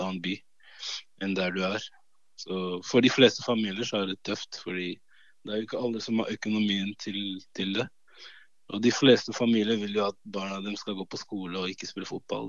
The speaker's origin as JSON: {"language": "Norwegian", "region": "Oslo", "country": "Norway", "tie": "born or raised there", "also_born_or_lived": "Cameroon", "second_language": "Norwegian", "said": "Da måtte jeg gå på sånn eh, mottaksklasse i ett år for å lære meg norsk. Før jeg starta på fjerde klasse. Da starta jeg på Romsås. Og eh, det er jo Groruddalen"}